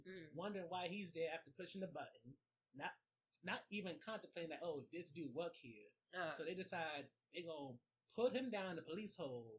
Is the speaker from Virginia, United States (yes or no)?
no; Newark, New Jersey, United States; I am from Newark